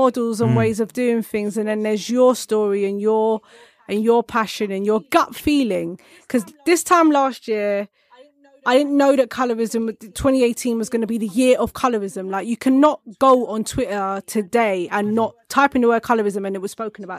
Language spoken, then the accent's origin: English; United Kingdom; I'm a British filmmaker, I'm a Black British female filmmaker as well.